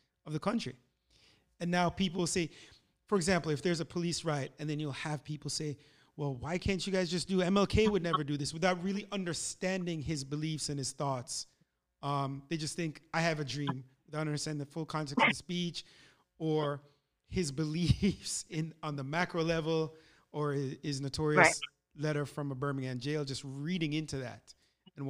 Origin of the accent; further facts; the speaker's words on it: Montego Bay, Jamaica; We grew up in Mobay, and Carl Gardens is an area in Mobay